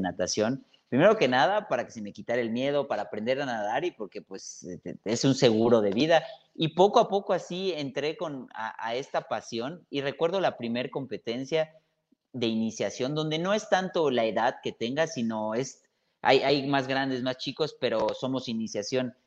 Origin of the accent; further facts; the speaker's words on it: Mérida, Yucatán, Mexico; Yo soy de Mérida, obviamente. El ir al mar, ir a la playa que está 20 minutos es cosa cotidiana